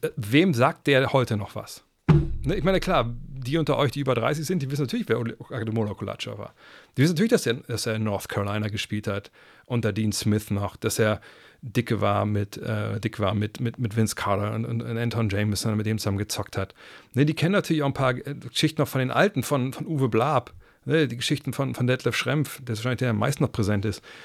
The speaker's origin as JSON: {"language": "German", "town": "Wolfsburg", "region": "Lower Saxony", "country": "Germany", "said": "ich komme aus Wolfsburg"}